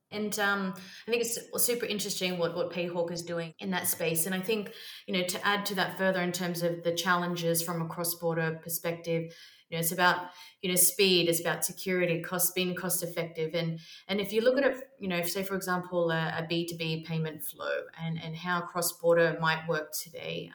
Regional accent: Australia; moved away as an adult; also born or lived in London; now in Barcelona, Spain; I am Australian, lived in London for 11 years, and now currently residing in sunny Barcelona.

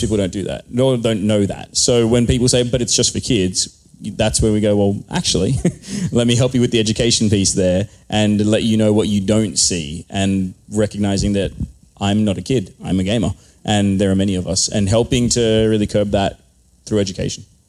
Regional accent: Australia; I am from Australia

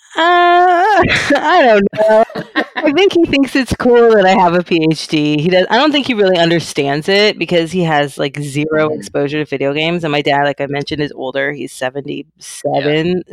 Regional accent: Keller, Texas, United States; I grew up in a small, small town in Texas, in North Texas. It's called Keller.

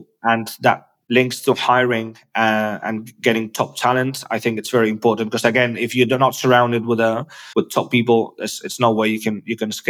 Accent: Spain; English is a second language; I was born in Spain.

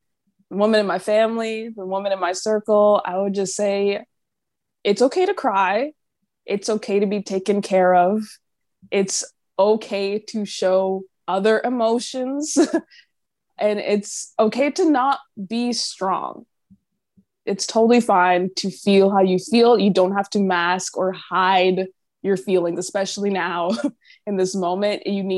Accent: Jamaica; And I'm Jamaican, so I was like, oh, let me come visit.

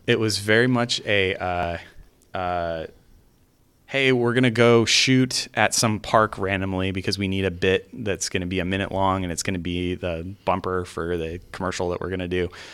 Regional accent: California, United States; moved away as an adult; also born or lived in Salt Lake City, Utah; I had born and raised in California and, uh, I went to school there.

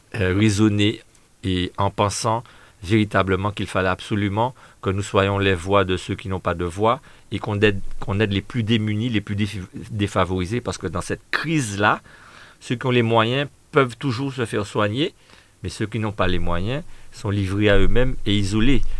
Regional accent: Martinique; nous sommes antillais, nous sommes martiniquais, nous sommes français, mais nous sommes surtout martiniquais

